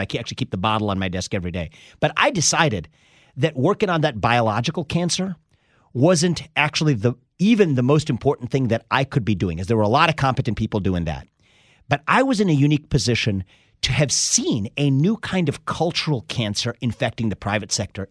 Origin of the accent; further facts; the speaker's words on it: Cincinnati, Ohio, United States; I was born in Cincinnati, Ohio.